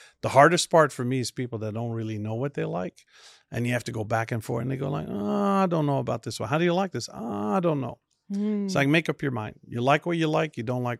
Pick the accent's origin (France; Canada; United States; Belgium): Belgium; Flanders; first language Dutch; English is a second language; because in Belgium, you grow up learning my native tongue, which is Dutch or Flemish, what we call it, then French, then German, and then English.